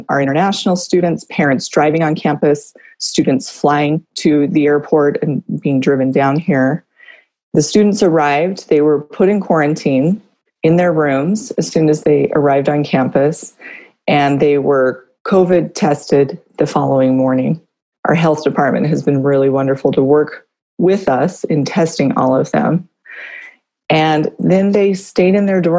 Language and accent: English; California, United States; moved away as an adult; I'm from California. I've been here for, 18 years